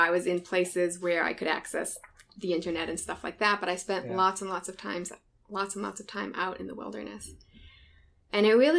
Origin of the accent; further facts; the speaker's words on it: Midwest, United States; born there; also born or lived in Israel / East Coast; All over the place. I was born in the Midwest. I lived in Israel for several years as a kid, then back to the Midwest, then to the East Coast.